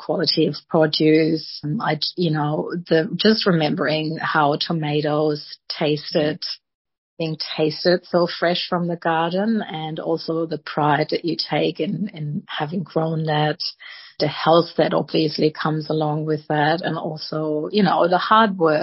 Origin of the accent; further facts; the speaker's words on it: Germany; moved away as an adult; now in Sydney, Australia; I was born in Germany and grew up there. I only came to Australia when I was 27